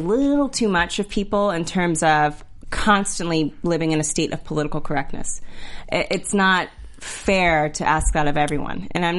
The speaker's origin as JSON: {"language": "English", "region": "Texas", "country": "United States", "also_born_or_lived": "Georgia, United States", "said": "I'm from Texas and Georgia. I'm not surprised at all."}